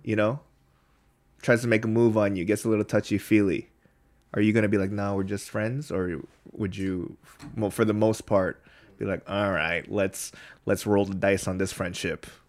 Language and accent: English; United States; now in Korea; we're from there